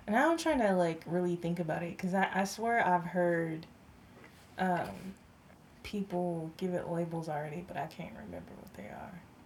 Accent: San Jose, California, United States; accent: country; I am born and raised San Jose, California.

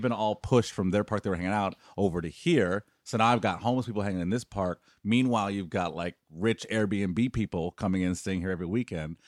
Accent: Detroit, Michigan, United States; moved away; I grew up in Detroit. I moved away from Detroit in the 80s and 90s. That's where I grew up.

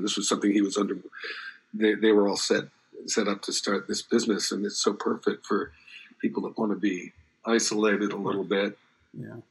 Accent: New Jersey, United States; moved away; also born or lived in Los Angeles, California; growing up in New Jersey

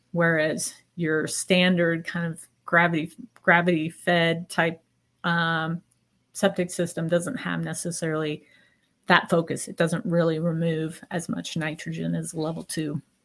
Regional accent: Seattle, Washington, United States; now in Montana, United States; I'm originally from the Seattle area

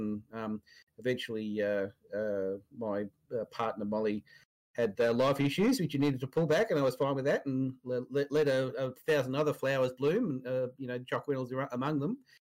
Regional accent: Victoria, Australia; also born or lived in Sydney; I'm from Victoria originally, and came back down after the dot-com bust

